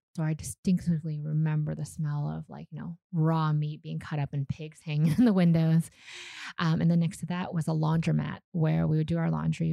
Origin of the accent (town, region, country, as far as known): Vancouver, British Columbia, Canada; born or raised there; first language Vietnamese; English is a second language; moved away as an adult; also born or lived in Calgary, Canada; now in Vietnam